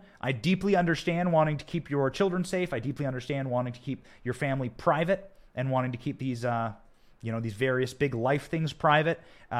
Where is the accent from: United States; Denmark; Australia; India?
United States; Iowa; I'm from Iowa. There's plenty of cows.